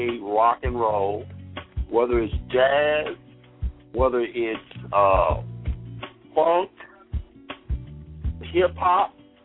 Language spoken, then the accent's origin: English; Mississippi, United States; I'm from Mississippi. You know, that's why when they say born not to know, they tell, we want you to hear that bass way down in Mississippi.